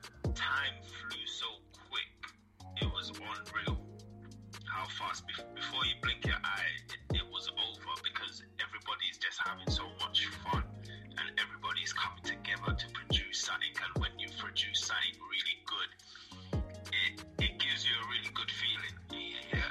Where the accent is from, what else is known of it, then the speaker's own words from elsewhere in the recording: St. Lucia; moved away; I was born in St. Lucia. I'm from the Caribbean